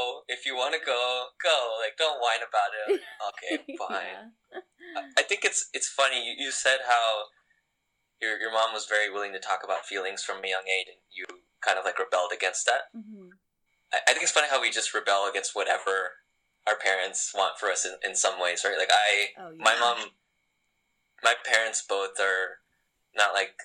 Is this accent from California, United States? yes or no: no; Texas, United States; moved away as an adult; now in Boston, United States; I'm from Texas